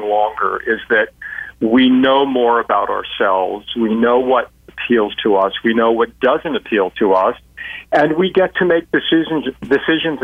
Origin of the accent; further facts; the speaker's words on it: United States; I was born in the U.S., but I also have an Irish passport